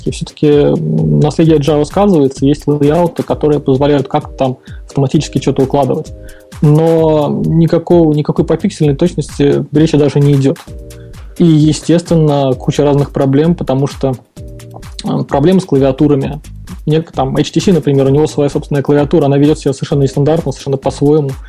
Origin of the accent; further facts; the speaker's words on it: Saint Petersburg, Russia; все тут же из того же самого Санкт-Петербурга.